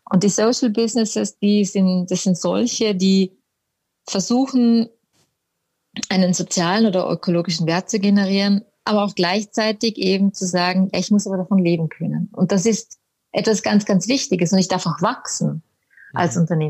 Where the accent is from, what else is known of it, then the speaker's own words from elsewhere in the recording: Vorarlberg, Austria; moved away as an adult; now in Munich, Germany; eigentlich bin ich Vorarlbergerin, komme aus dem Vorarlberg, bin aber mit 18 schon irgendwo damals in die weite Welt